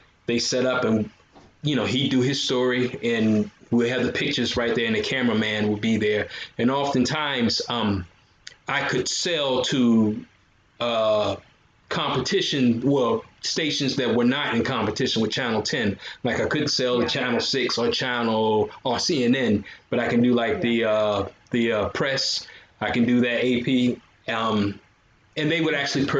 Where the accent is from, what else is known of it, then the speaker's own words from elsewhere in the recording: Virginia, United States; also born or lived in South Florida / Tampa area, Florida; now in Tampa, United States; I'm originally, I was born in Virginia, grew up there